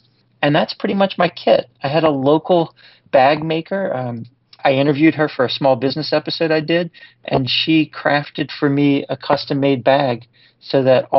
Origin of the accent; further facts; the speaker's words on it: New Orleans, Louisiana, United States; moved away as an adult; I was born and raised here in New Orleans, and then I was away for 15 years, and I came back